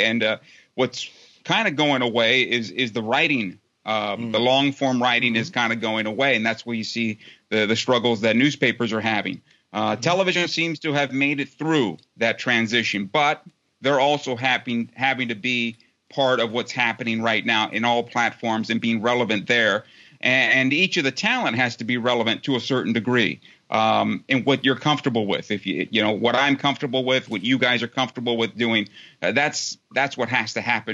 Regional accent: San Diego, California, United States; there was a satellite campus in my hometown of San Diego

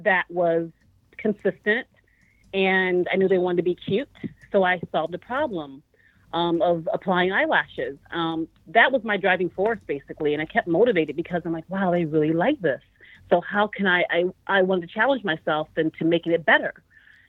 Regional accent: New York, United States; now in Los Angeles, United States; I'm from New York

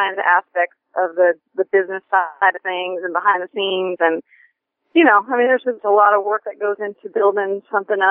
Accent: Arizona, United States; also born or lived in New Jersey; I was born back east in New Jersey, but I've been here since I was 2. So I really don't know anything other than Arizona.

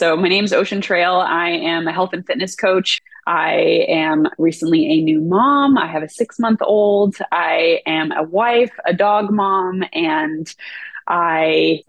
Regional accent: California, United States; also born or lived in Oregon; I grew up in California, lived in Oregon for the past 11 years, and then moved back down here recently.

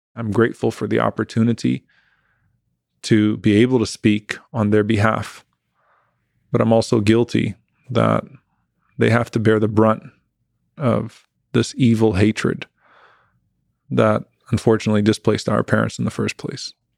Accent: United States; I was born in this country

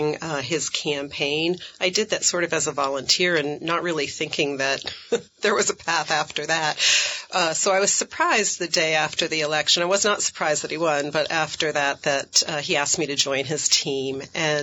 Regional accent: Middlesex, Vermont, United States; also born or lived in Ohio / China; I grew up in central Vermont. I grew up in Middlesex.

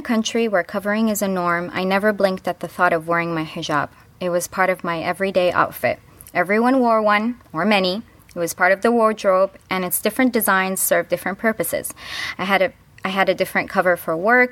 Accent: Midwest, United States; I grew up in the Midwest

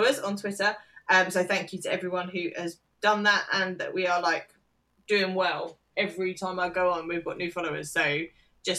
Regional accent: United Kingdom; as a Brit

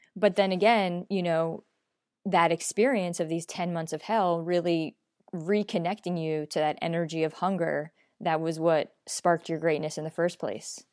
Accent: New York, United States; I'm a New Yorker. Um, we're pretty honest in New York

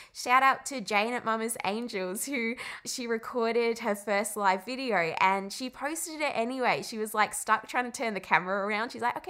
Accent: England, United Kingdom; And the way I say call is kind of weird. I grew up in England and I can't say it.

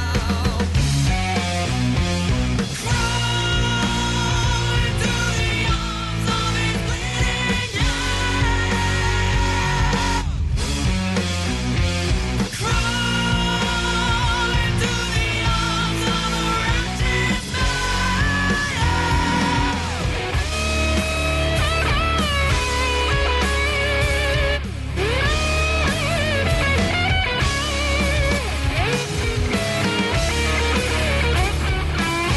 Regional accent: Brampton, Ontario, Canada; also born or lived in Toronto / Aurora; now in rural Ontario, Canada; I spent my childhood in Brampton, but Toronto's my hometown.

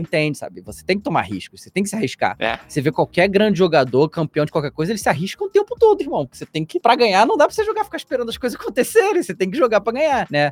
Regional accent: Rio de Janeiro, Brazil; moved away as an adult; now in São Paulo, Brazil; eu sou do Rio de Janeiro, né? Eu me mudei há um ano atrás, aqui para São Paulo agora

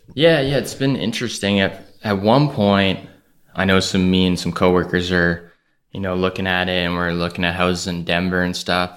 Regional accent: Calgary, Alberta, Canada; Calgary, Alberta

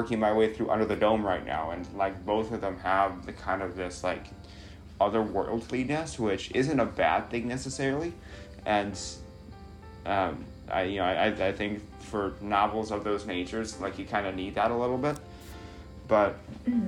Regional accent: Chicago, Illinois, United States; here I am as a Chicagoan

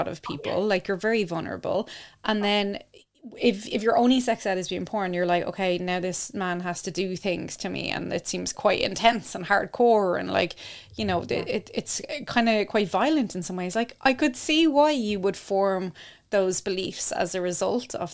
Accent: Ireland; growing up in Ireland

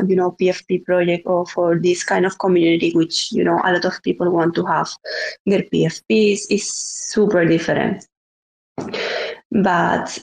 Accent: Spain; I'm from Spain

